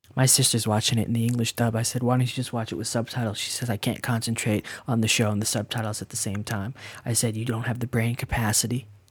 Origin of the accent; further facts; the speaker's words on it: Canada; we're Canadian